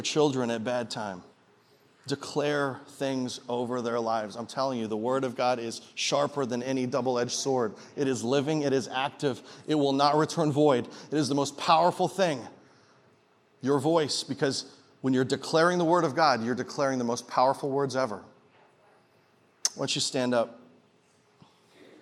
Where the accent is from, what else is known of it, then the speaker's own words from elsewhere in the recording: Canada; now in Peoria, United States; I'm from Canada originally, but I'm a Peorian now.